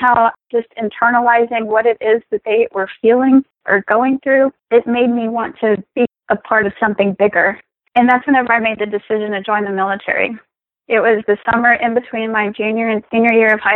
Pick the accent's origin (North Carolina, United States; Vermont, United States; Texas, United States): Texas, United States; moved away as an adult; now in Florida, United States; I'm originally from Texas. The military brought me to the beautiful Sunshine State